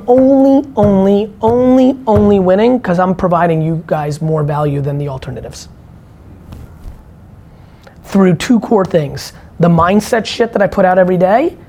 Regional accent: Belarus; moved away; I was born in Belarus

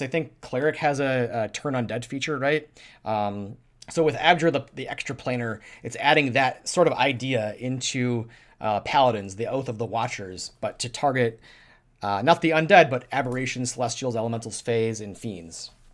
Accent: Minnesota, United States; I'm from Minnesota

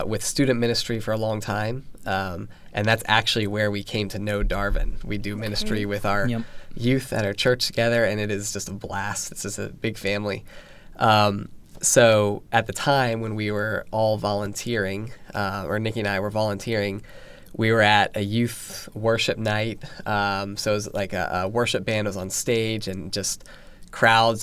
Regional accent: Virginia Beach, Virginia, United States; I was born and raised in Virginia Beach. So I've been here my whole life.

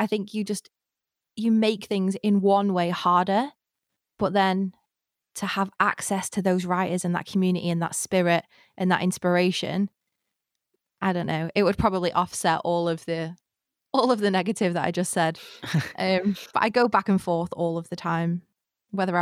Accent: Blackpool, North West England, United Kingdom; my hometown does, which is Blackpool

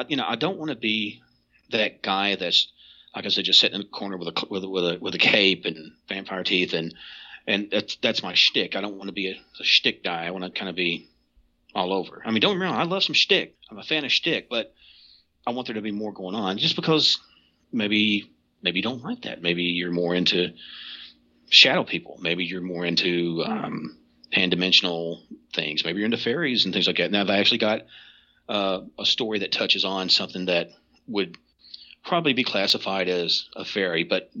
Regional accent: Kentucky, United States; well, I'm from Eastern Kentucky, I don't want to just read one about over here out west

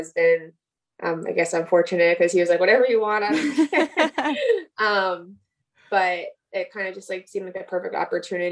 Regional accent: New Jersey, United States; We're from New Jersey

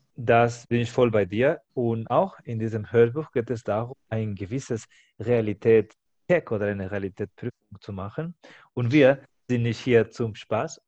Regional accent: Spain; now in Germany; Ich als Spanier habe ich auch ein anderes Verständnis, was bedeutet Spanier zu sein

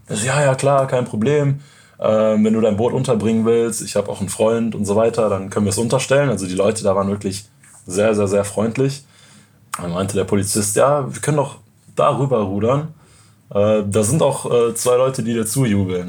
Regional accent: near Cologne, North Rhine-Westphalia, Germany; moved away; ich bin in der Nähe von Köln aufgewachsen

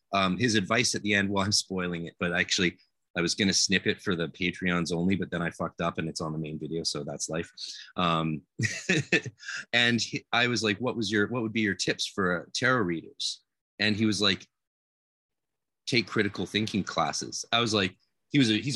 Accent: Canada; I'm Canadian

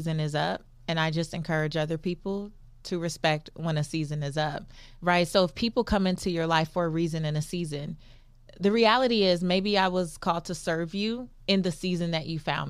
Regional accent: Los Angeles, California, United States; I'm still from South Central Los Angeles.

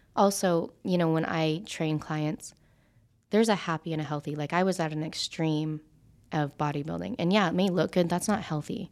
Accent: Idaho, United States; moved away as an adult; now in Las Vegas, United States; growing up in Idaho, I was the only Asian, even being half Asian, that was in that high school

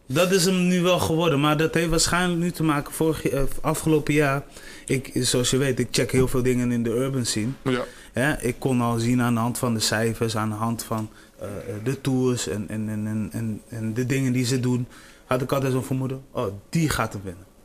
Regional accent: Delfzijl, Groningen, Netherlands; now in Groningen, Netherlands; Ik ben geboren in Delcel

